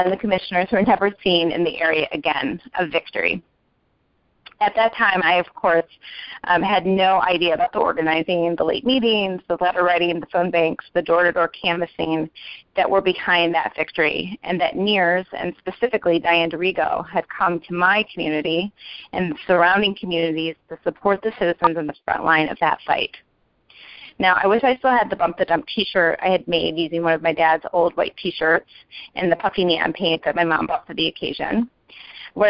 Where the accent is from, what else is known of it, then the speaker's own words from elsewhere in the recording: Western New York, United States; where I grew up in Western New York